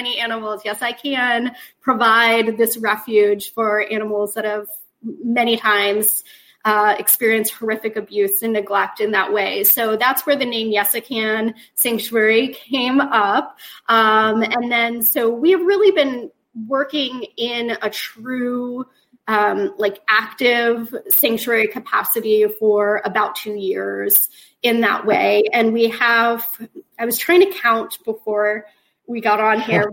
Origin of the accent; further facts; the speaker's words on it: Sarasota, Florida, United States; I grew up in Sarasota, and my husband Jody and I, we had lived there up until about 4 years ago.